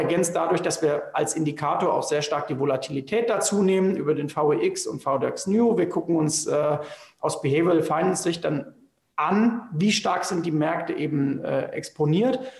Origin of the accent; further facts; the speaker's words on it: Germany; wir als Deutsche